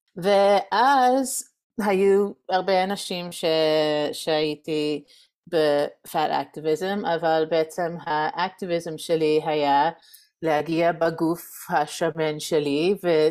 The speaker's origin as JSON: {"language": "Hebrew", "country": "United States", "also_born_or_lived": "Reading, Pennsylvania", "second_language": "Hebrew", "moved": "as an adult", "lives_now": "Jerusalem, Israel", "said": "אני מארצות הברית במקור, ועשינו עלייה לפני שבע שנים."}